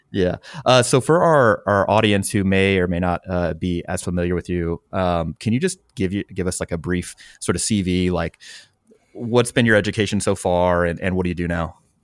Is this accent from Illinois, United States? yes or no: no; St. Louis, Missouri, United States; that's my hometown.